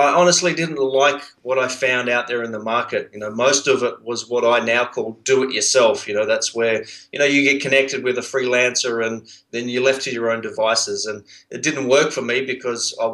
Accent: Sydney, New South Wales, Australia; accent: Australian; also born or lived in Brisbane; I actually grew up on a boat in Sydney Harbour.

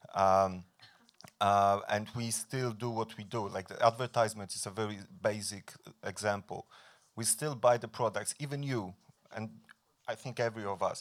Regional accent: Poland; I'm coming from Poland

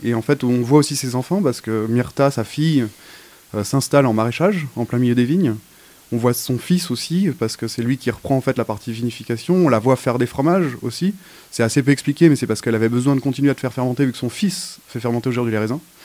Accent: Haute-Savoie, Auvergne-Rhône-Alpes, France; j'ai grandi en Haute-Savoie

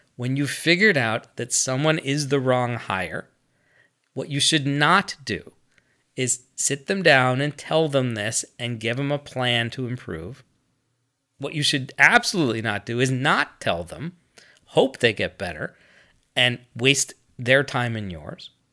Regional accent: United States; I'm American

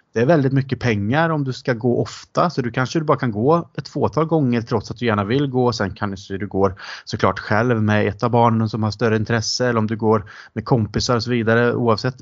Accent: Sweden; also born or lived in England; vi var från Sverige

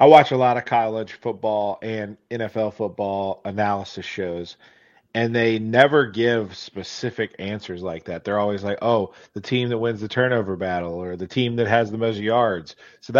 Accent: Roanoke, Virginia, United States; I'm from Roanoke, Virginia

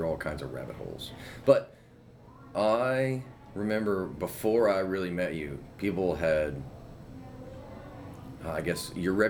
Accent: Mobile, Alabama, United States; I grew up in Mobile, so I remember that it's not like Demopolis, where my family's from, like dirt roads and a couple of red lights.

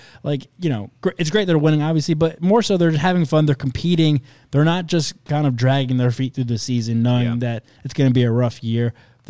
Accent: Baltimore, Maryland, United States; it has nothing to do with growing up in Baltimore.

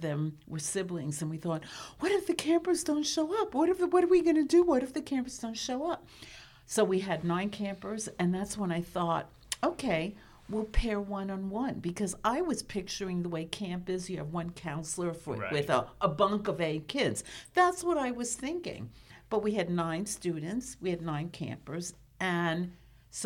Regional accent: New York City, New York, United States; as a kid growing up in New York City

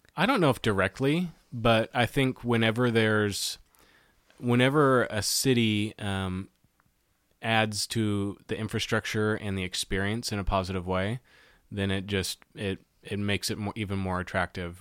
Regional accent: Auburn, Washington, United States; I grew up in the Seattle area. I grew up in Auburn, Washington, just south of Seattle

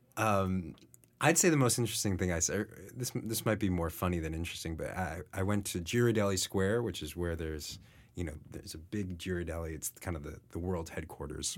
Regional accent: New Jersey, United States; now in San Francisco, United States; I'm coming from New Jersey

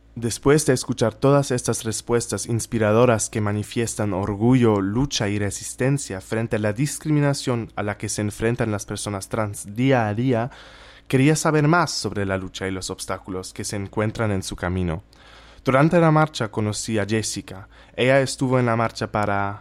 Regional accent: Germany; moved away; soy de Alemania

